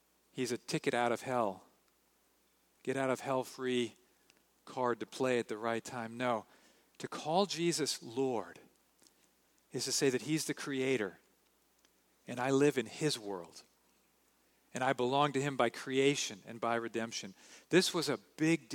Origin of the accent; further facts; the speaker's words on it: United States; I'm an American